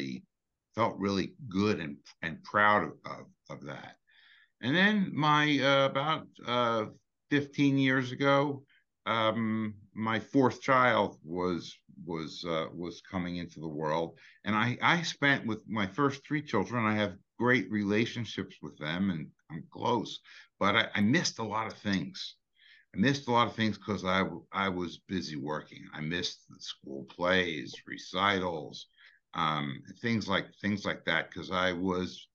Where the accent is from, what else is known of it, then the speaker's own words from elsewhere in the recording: New York City, New York, United States; I grew up in Brooklyn.